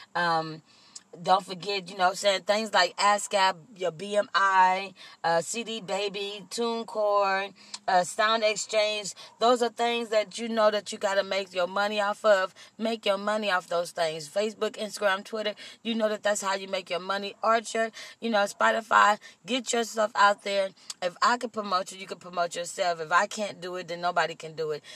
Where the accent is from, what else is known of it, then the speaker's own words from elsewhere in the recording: Compton, California, United States; also born or lived in Austin, Texas; I was raised in the city of Compton